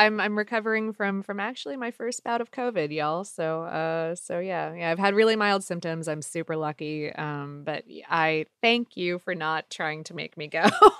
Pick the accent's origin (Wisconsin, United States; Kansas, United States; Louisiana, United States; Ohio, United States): Ohio, United States; but I'm from Ohio originally, but I'm from the east end of Ohio. I'm from like the Pennsylvania, Ohio border.